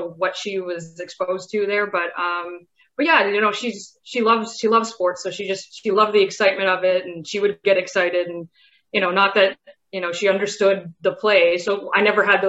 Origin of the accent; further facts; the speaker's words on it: Pickering, Ontario, Canada; also born or lived in United States; I grew up in Pickering